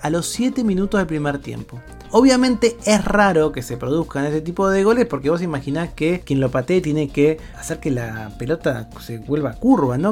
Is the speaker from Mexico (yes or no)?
no; Argentina; mi país, en Argentina